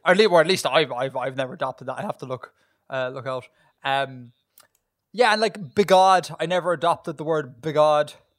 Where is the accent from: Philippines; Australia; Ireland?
Ireland; accent: Irish